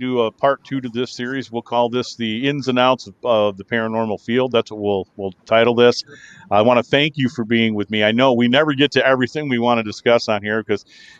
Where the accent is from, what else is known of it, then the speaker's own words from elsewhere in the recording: Kalamazoo, Michigan, United States; I'm from Kalamazoo